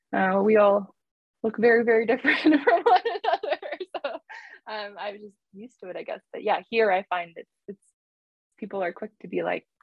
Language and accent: English; New Zealand; now in Canada; I am from New Zealand, and, you know, I come from a Cook Island family, you know, like that is like something that is like true. But it's interesting, like, living in Canada for so long and being Canadian